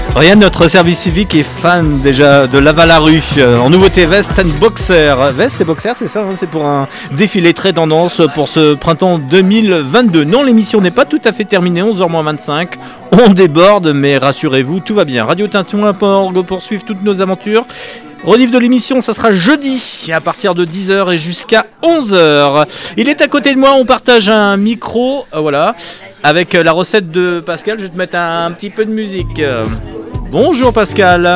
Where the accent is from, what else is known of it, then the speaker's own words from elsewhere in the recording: Lyon, Auvergne-Rhône-Alpes, France; moved away; je suis lyonnais